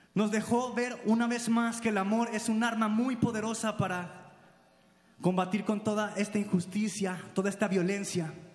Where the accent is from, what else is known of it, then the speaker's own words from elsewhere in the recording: Mexico; como mexicanos